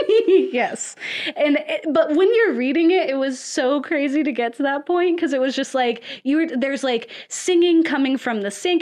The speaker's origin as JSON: {"language": "English", "region": "the South", "country": "United States", "said": "I'm also from the South"}